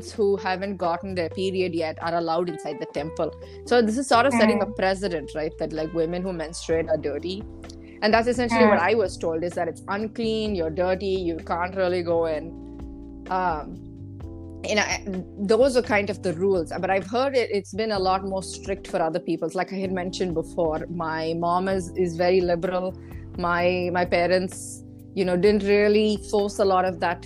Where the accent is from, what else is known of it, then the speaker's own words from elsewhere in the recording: India; growing up in India